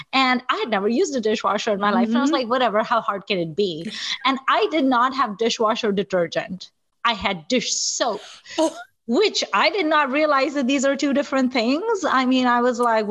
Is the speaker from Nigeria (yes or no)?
yes; Nigeria; now in United States; I'm also like a person of Indian heritage who didn't grow up in India. I grew up in Nigeria